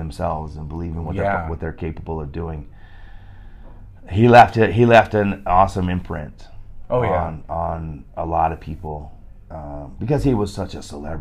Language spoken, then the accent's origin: English; Utah, United States; I grew up in Utah. I grew up a Utah Jazz fan.